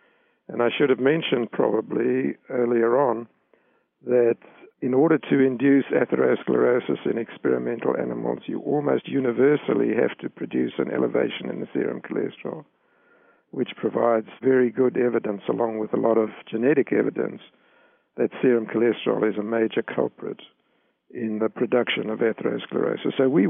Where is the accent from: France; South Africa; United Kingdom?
South Africa; I grew up in South Africa, and black people in South Africa had diets that were much more prudent than the diets that are consumed even today by them.